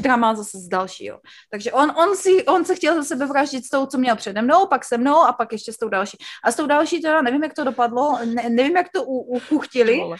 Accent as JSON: {"language": "Czech", "town": "Znojmo", "region": "South Moravian Region", "country": "Czechia", "also_born_or_lived": "Brno", "moved": "as an adult", "lives_now": "United States", "said": "já jsem ze Znojma, ze Znojma, ze Znojmička"}